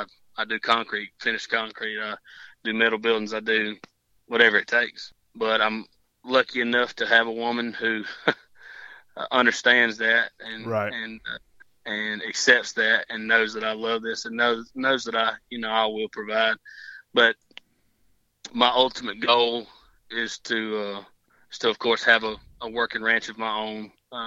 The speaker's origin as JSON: {"language": "English", "region": "Georgia", "country": "United States", "said": "I came from Georgia, and I had heard many tales on high fence hunting."}